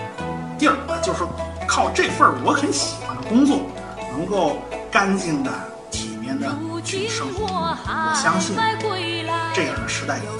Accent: Beijing, China; 我是北京人嘛，对吧？呃，对评书啊、相声之类的东西，从小接触的就比较多。

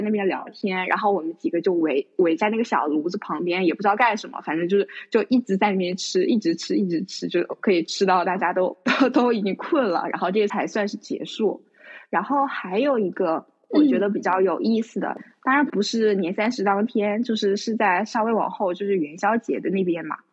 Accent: Northeast China, China; 因为我家是东北的嘛

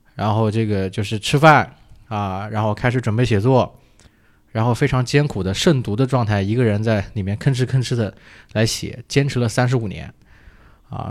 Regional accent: Hefei, Anhui, China; 我是合肥人

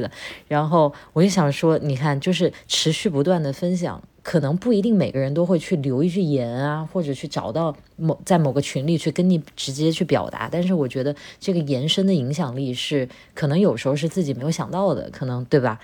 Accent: Wuhan, Hubei, China; moved away as an adult; 我在武汉生活了二十多年

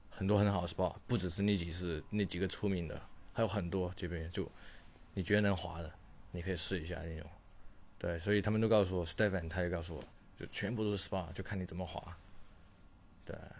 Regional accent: China; 我是中国人

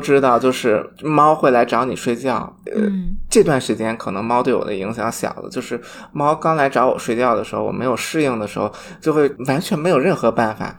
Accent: Shanxi, China; 我是山西人，山西是睡省

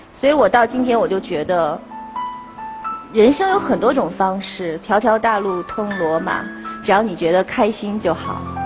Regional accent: Beijing, China; 我小时候在北京市少年宫学的是书法

